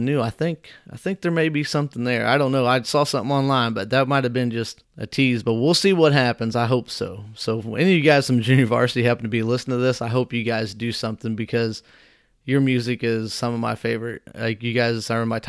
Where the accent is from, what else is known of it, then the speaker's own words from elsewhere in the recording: Whitehall, United States; my hometown of Whitehall